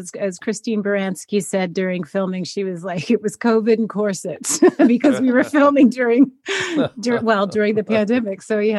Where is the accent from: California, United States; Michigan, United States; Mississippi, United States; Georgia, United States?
California, United States; Fresno; moved away as an adult; also born or lived in New York; I'm from Fresno, California, and my parents were still in Fresno, and I just moved to New York when I was 18